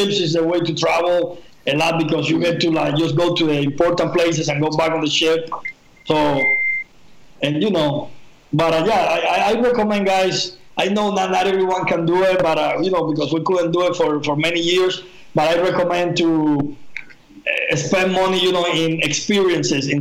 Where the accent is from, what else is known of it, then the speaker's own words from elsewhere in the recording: Cuba; moved away as an adult; also born or lived in Spain; I grew up in Cuba, you know, the first 18 years of my life, I was in Cuba